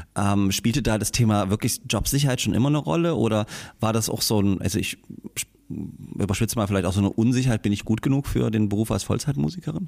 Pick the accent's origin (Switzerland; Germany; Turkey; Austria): Germany; Großröhrsdorf, Saxony; also born or lived in Ohorn / Bischheim-Gersdorf; ich bin in, in, in Gage, in Großröhrsdorf, äh, zur, ja. zur, zur, Schule gegangen